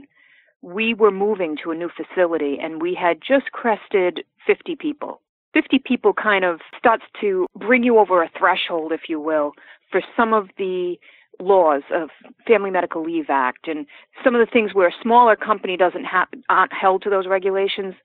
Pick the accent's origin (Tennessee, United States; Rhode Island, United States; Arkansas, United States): Rhode Island, United States; I grew up in Rhode Island, basically in the suburbs